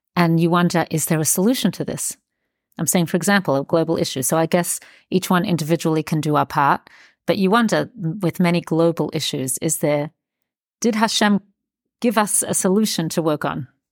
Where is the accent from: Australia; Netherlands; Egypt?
Australia; I grew up in Australia